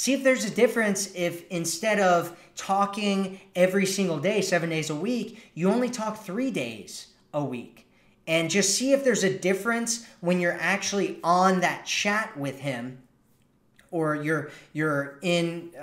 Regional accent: United States; accent: American; my American accent

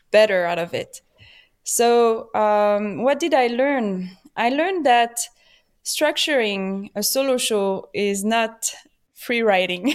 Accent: Paris, Île-de-France, France; accent: French; English is a second language; also born or lived in Switzerland; now in Los Angeles, United States; I was born in P, in France, in Paris. My family is French

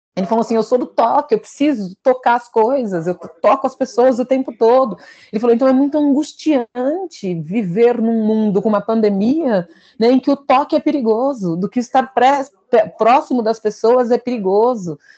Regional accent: São Paulo, Brazil; eu sou aqui de São Paulo

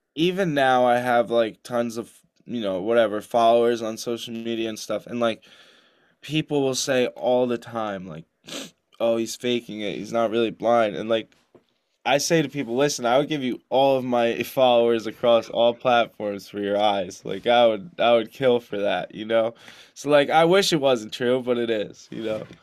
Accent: New Jersey, United States; I grew up in New Jersey

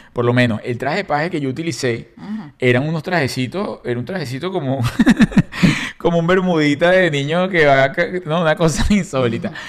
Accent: Caracas, Capital District, Venezuela; born or raised there; moved away

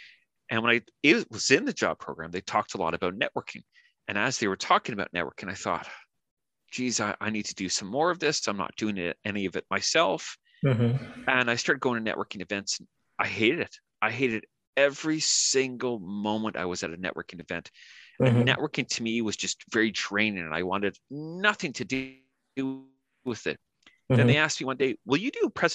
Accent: Canada; first language English; moved away as an adult; now in New Zealand; I'm from Canada originally, and now I'm living in New Zealand, and I've been here the better part of 4 years

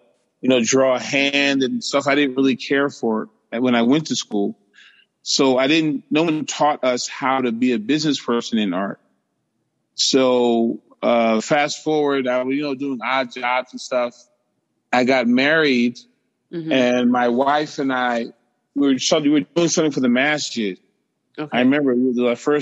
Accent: New York, United States; I grew up in Harlem, 105th Street

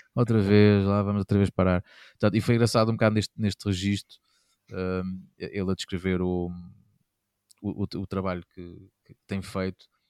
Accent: Castelo Branco, Portugal; sempre me habitei desde miúdo lá, lá em Castelo Branco

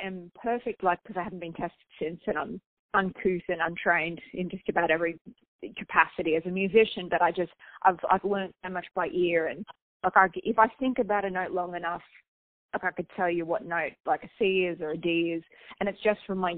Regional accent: Australia; moved away as an adult; now in United States; I'm obviously Australian

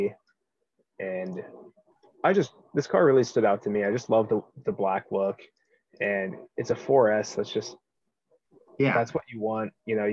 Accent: Cincinnati, Ohio, United States; I grew up in Cincinnati, Ohio

